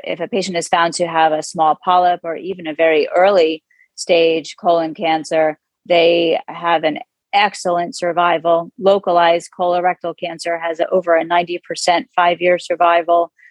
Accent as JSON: {"language": "English", "town": "Manalapan", "region": "New Jersey", "country": "United States", "tie": "born or raised there", "also_born_or_lived": "Abington, Pennsylvania", "moved": "yes", "said": "I grew up in central Jersey in a town called Manalapan, New Jersey, about halfway between New York City and Philadelphia"}